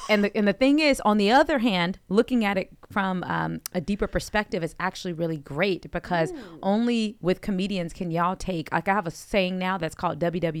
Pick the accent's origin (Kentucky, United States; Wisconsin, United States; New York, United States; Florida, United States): Florida, United States; now in Southern California, United States; Y'all know Florida, my home state, is too buck wild.